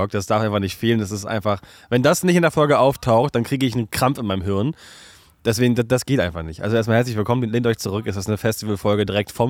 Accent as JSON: {"language": "German", "town": "Chemnitz", "region": "Saxony", "country": "Germany", "said": "Kennst du, ich komme aus Chemnitz."}